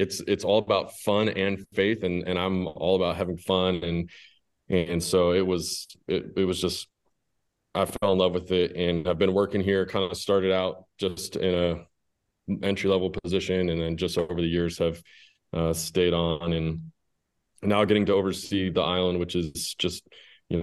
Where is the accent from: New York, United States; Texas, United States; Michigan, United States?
New York, United States; Schroon Lake; I grew up here in Scroon Lake, and both my parents worked for Word of Life